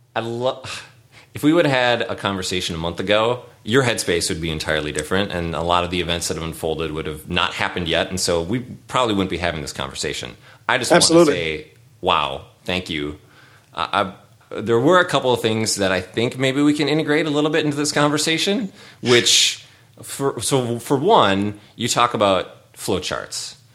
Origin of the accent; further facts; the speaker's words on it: St. Paul, Minnesota, United States; where I grew up in St. Paul